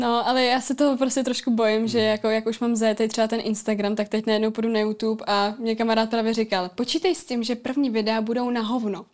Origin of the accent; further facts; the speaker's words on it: Czechia; jsem z Ústí